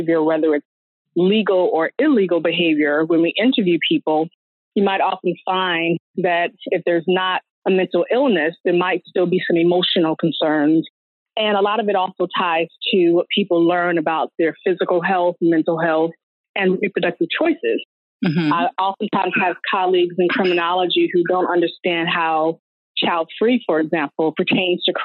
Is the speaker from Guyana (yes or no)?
no; Richmond, Virginia, United States; now in Baltimore, United States; I'm born and raised in Richmond, Virginia, and now I live in Baltimore, Maryland.